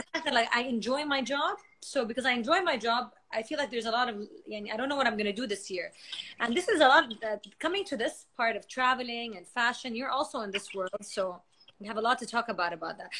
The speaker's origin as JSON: {"language": "English", "country": "Saudi Arabia", "moved": "as an adult", "lives_now": "Kuwait", "said": "I'm from Saudi and she's I'm married to someone from Kuwait. So we're both far away from home"}